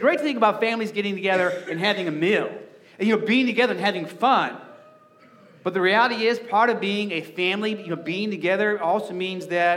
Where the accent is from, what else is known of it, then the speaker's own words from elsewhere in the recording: Arizona, United States; moved away as an adult; now in Nebraska, United States; growing up in Arizona, we didn't have to do this. You know, and so when I first moved, you know, to Nebraska and owned a house